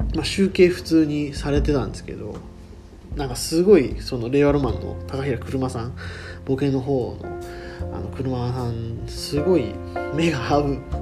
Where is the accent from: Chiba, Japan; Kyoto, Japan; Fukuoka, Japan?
Fukuoka, Japan; moved away as an adult; also born or lived in Saga; 僕福岡出身でで大学は佐賀に行ってたんで